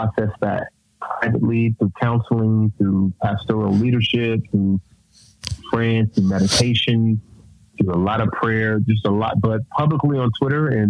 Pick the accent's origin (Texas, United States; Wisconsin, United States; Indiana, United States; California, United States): California, United States; moved away as an adult; also born or lived in Alabama; growing up in California